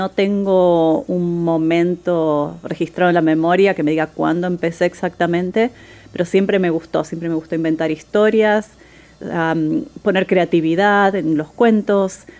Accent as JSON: {"language": "Spanish", "region": "Buenos Aires", "country": "Argentina", "said": "Soy de Buenos Aires, Argentina."}